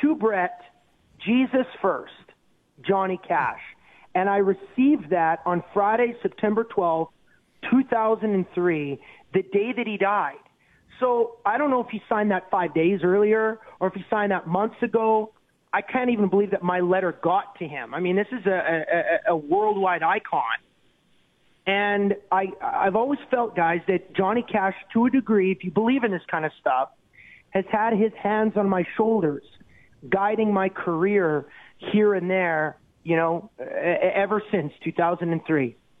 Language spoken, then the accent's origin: English; Canada; as a Canadian